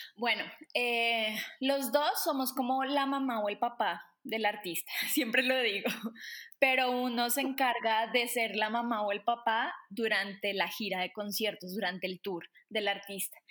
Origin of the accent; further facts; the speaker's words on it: Colombia; también soy colombiana